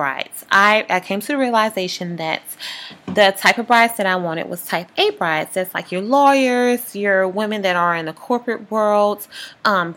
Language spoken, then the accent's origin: English; Louisiana, United States; I'm from Louisiana